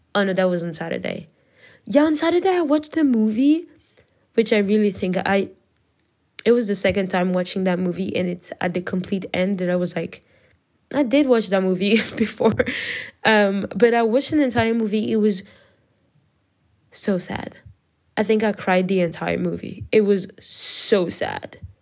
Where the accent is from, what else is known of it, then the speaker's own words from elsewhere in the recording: France; English is a second language; I am not an English speaker. I'm French.